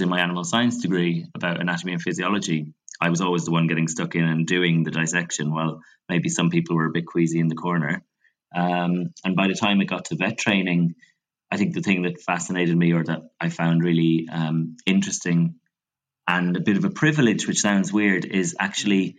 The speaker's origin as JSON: {"language": "English", "country": "Ireland", "tie": "born or raised there", "said": "growing up in Catholic Ireland"}